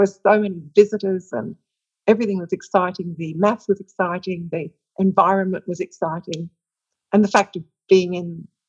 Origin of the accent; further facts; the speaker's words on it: Australia; Well, I think I have very, very broad research interests, because of coming back to Australia and because of working at the University of Western Australia